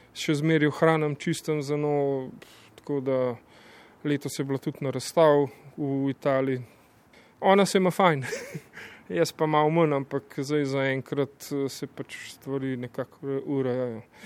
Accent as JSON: {"language": "Slovenian", "town": "Tržič", "region": "Upper Carniola", "country": "Slovenia", "said": "iz Tržiča"}